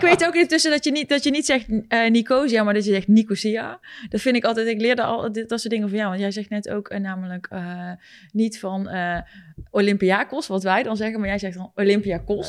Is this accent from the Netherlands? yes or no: yes; North Brabant, Netherlands; Wij zijn Brabanders.